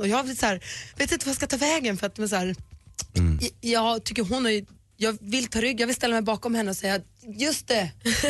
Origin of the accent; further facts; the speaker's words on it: Luleå, Norrbotten County, Sweden; jag kommer från Luleå, att man är uppvuxen i en småstad